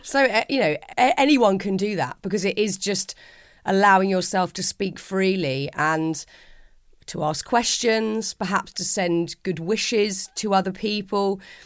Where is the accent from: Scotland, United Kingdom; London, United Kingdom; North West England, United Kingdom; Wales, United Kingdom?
London, United Kingdom; accent: London; my gabbling London accent